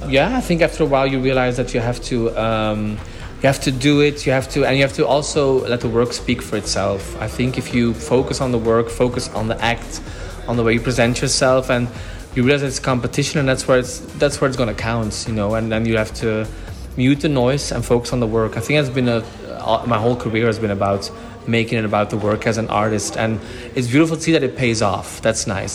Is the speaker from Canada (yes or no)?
no; Belgium; I'm doing a lot of gigs in the Benelux because I'm from Belgium.